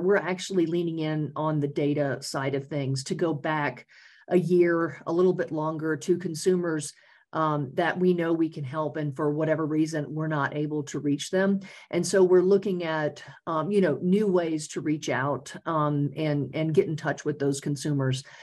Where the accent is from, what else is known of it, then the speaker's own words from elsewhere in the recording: Louisiana, United States; moved away as an adult; also born or lived in North Carolina; now in Colorado, United States; I spent 25 years in Louisiana um, starting out, and that's my home state.